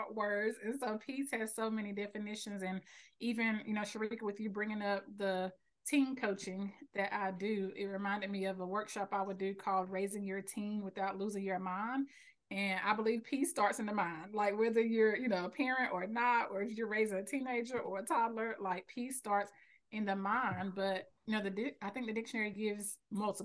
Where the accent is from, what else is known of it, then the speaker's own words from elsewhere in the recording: Selma, North Carolina, United States; I live in North Carolina. I was raised here